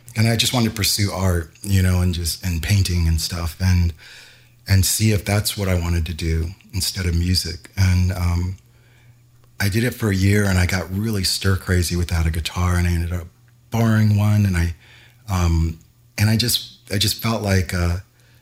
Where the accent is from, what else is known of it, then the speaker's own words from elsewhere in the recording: Louisville, Kentucky, United States; also born or lived in New Jersey / Chicago; now in Los Angeles, United States; when I was growing up in Louisville, when I first learned how to play an instrument